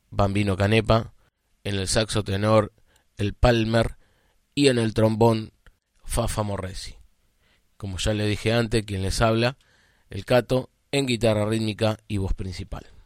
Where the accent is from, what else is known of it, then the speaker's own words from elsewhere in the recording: General San Martín, Buenos Aires Province, Argentina; Nosotros somos de Argentina, de la provincia de Buenos Aires, del partido de General San Martín.